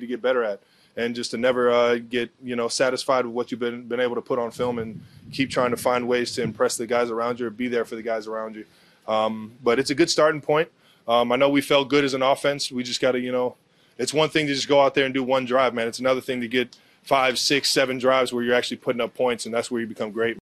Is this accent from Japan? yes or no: no; Cleveland, Ohio, United States; moved away as an adult; now in Kansas City, United States; up in Cleveland in my hometown